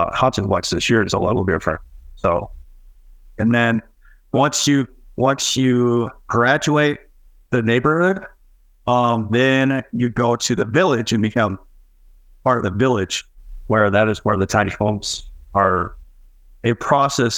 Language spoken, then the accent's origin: English; St. Paul, Minnesota, United States; moved away as an adult; now in Utah, United States; I'm from St. Paul, Minnesota